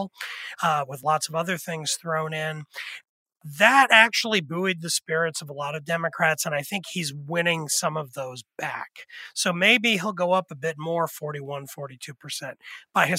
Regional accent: Pennsylvania, United States; I'm from Pennsylvania

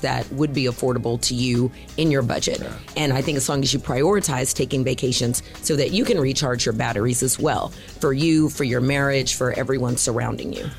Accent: Houston, Texas, United States; I'm a Houston native

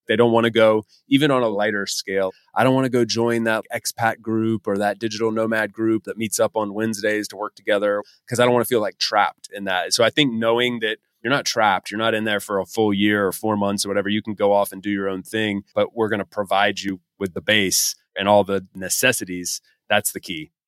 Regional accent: United States; moved away as an adult; as an American guy

